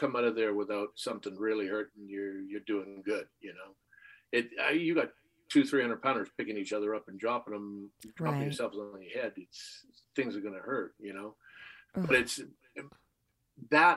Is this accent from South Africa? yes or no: no; Canada; growing up in Canada